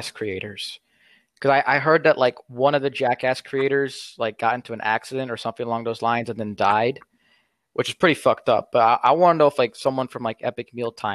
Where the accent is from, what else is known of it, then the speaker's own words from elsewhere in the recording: United States; I'm an American